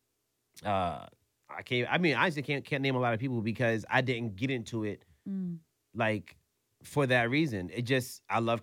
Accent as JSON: {"language": "English", "region": "New York", "country": "United States", "said": "I'm from New York"}